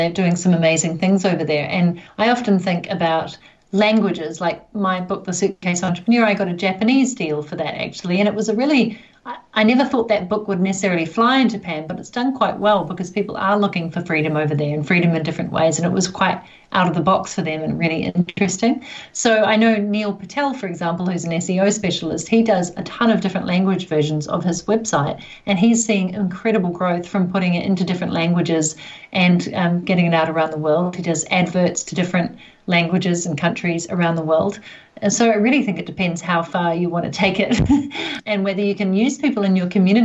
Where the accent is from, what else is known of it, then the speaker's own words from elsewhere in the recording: New Zealand; down under, where I'm, New Zealand, Australia